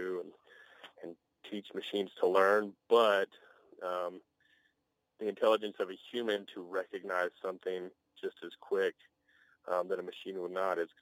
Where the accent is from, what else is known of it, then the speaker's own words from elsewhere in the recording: Hart, Texas, United States; now in Amarillo, United States; Growing up in Hart, Texas, their life moves a lot slower than Amarillo, Texas